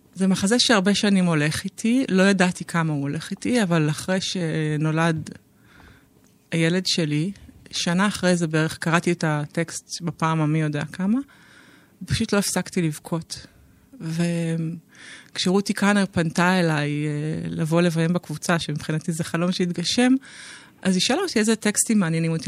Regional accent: Israel; אני בת קיבוץ, בוגרת קיבוץ, בוגרת לינה משותפת

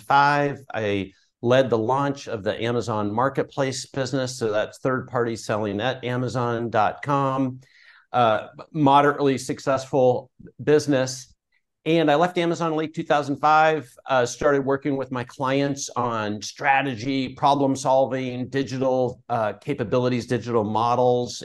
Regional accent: Portland, Oregon, United States; I grew up in Portland, Oregon

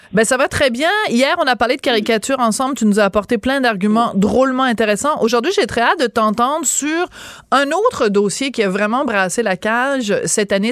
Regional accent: Quebec, Canada; nous, en tant que Québécois

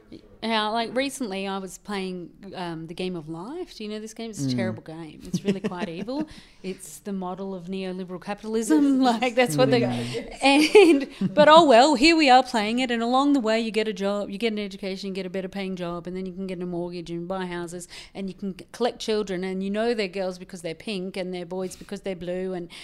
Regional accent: Ireland; born there; I was born in Ireland in a Catholic family, so my grandmother had 16 and the other grandmother had 12 children.

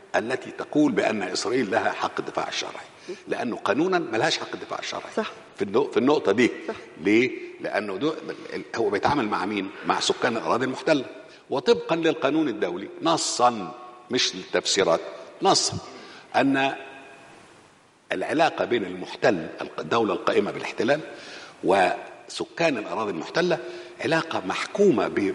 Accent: Egypt; احنا كمصريين

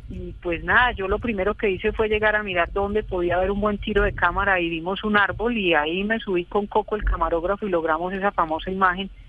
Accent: Colombia; Esos dos hechos sumados al horror eh, que, sufríamos como colombianos, pues a mí me llenó de, mucho dolor y de mucha rabia

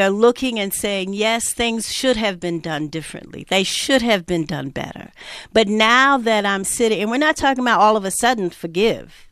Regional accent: New York, United States; I'm from New York, born and raised

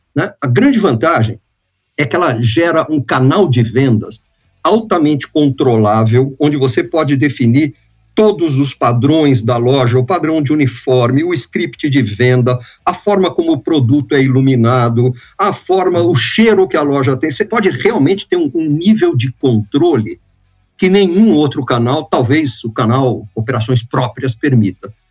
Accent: Santos, São Paulo, Brazil; also born or lived in New York, United States; eu era um garoto de praia, eu nasci em Santos, aqui no estado de São Paulo, né, no litoral. eu era um rato de praia

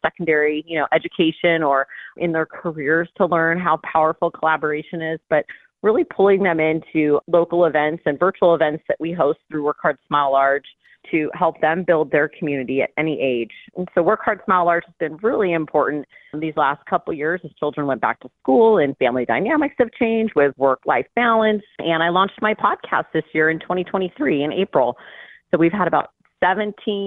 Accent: Orange County, California, United States; Born and raised in Orange County

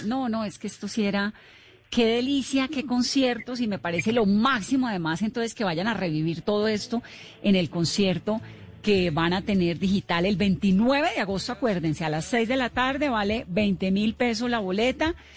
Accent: Cali, Valle del Cauca, Colombia; yo soy caleña

